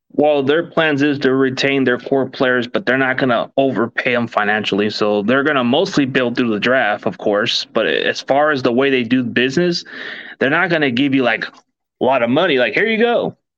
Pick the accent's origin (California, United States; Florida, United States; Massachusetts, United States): California, United States; also born or lived in Dallas, Texas; I just li, lived down California my entire life.